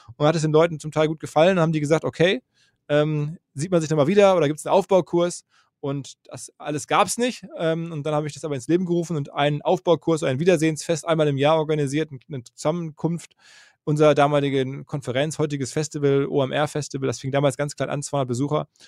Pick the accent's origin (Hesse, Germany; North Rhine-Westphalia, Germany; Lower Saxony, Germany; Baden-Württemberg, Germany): North Rhine-Westphalia, Germany; Essen; also born or lived in Green Bay, Wisconsin, United States / New York, United States / Dortmund; in Deutschland, in Essen, wo ich geboren bin